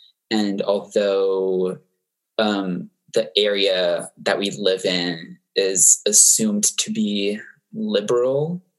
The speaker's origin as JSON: {"language": "English", "region": "Florida", "country": "United States", "tie": "born or raised there", "said": "I teamed up with a teacher at my local high school in my hometown in Florida"}